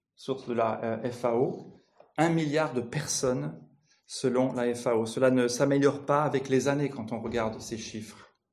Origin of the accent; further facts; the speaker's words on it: France; je viens de France